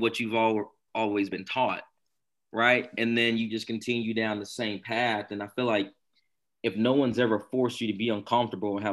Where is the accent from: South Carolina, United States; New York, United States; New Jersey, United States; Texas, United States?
South Carolina, United States; Barnwell; growing up in Barnwell, small rural town.